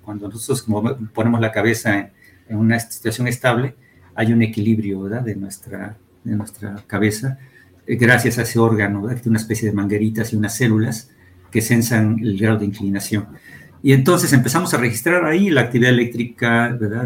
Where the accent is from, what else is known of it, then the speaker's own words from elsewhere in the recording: Atlixco, Puebla, Mexico; also born or lived in Mexico City; yo nací en el Distrito Federal, pero viví mi niñez allá en, en Atlisco